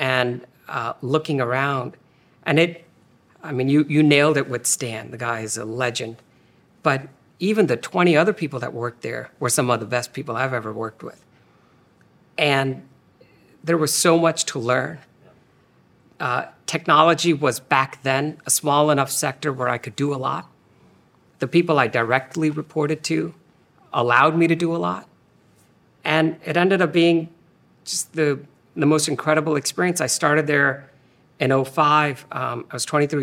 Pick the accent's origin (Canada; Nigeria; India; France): India; moved away as an adult; also born or lived in Philadelphia; I was born and raised in India